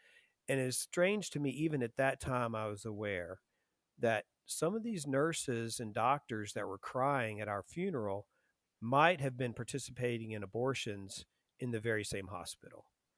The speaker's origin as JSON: {"language": "English", "town": "Lynchburg", "region": "Virginia", "country": "United States", "tie": "born or raised there", "said": "So, I was raised in Lynchburg, Virginia. Lynchburg, Virginia is most famous for Liberty University, Jerry Falwell. So that's where most people have heard of it. Very, church-going town, very Christian town. I was raised Presbyterian in a very pro-life church."}